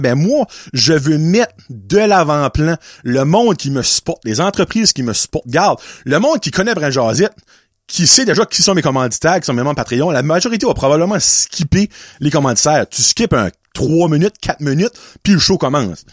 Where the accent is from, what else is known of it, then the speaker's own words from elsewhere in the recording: Chaleur region, Acadia, New Brunswick, Canada; Nous sommes la région Chaleur